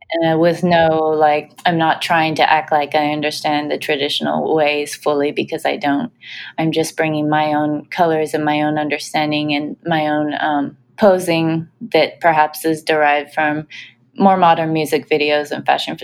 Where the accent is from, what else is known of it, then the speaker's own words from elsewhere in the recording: United States; also born or lived in Japan / Oklahoma; I was just a child growing up in America in cities where there was almost no Japanese population.